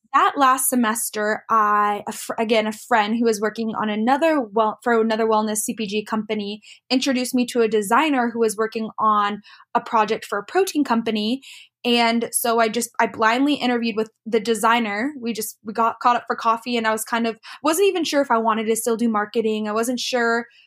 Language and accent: English; Lake Tapps, Washington, United States; moved away as an adult; also born or lived in Los Angeles, California; I grew up in Lake Taps, which is just a little town south of Seattle